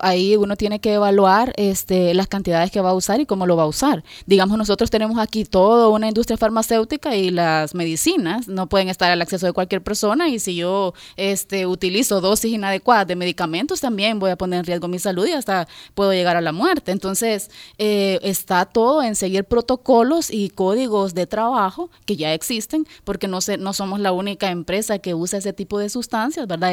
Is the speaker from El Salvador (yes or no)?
yes; El Salvador; nosotros como salvadoreños, porque yo soy salvadoreña